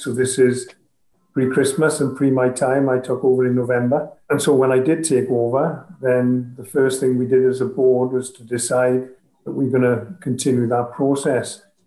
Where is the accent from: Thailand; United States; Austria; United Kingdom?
United Kingdom; Wales; as a Welsh nation